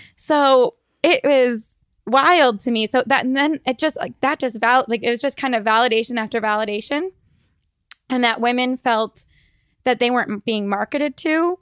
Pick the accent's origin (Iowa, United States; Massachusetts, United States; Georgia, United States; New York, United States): Iowa, United States; moved away as an adult; also born or lived in Boston / Chandler, Arizona; now in Arizona, United States; I am from Iowa and we, I grew up, my parents, um, my mom owned a grocery store